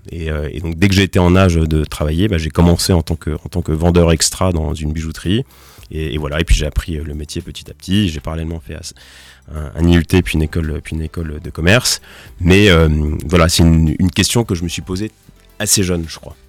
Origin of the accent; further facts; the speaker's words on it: Nancy, Grand Est, France; also born or lived in Strasbourg; à Nancy, qui est ma ville natale